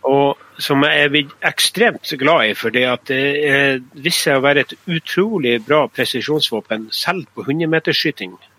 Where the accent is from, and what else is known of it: Northern Norway, Norway; also born or lived in Østerdalen